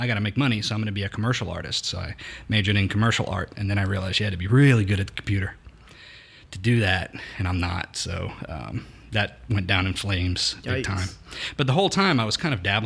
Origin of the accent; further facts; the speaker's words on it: New Iberia, Louisiana, United States; moved away as an adult; also born or lived in Texas; I was born and raised in New Iberia, Louisiana. So I am technically Cajun